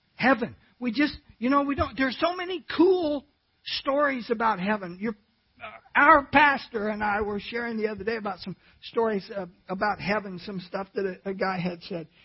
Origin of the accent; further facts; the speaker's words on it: California, United States; I was born in California